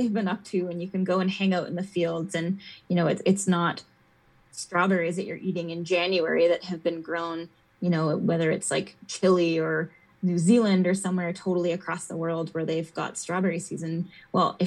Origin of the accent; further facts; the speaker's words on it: Edmonton, Alberta, Canada; now in Calgary, Canada; I grew up in Edmonton, so we were in the city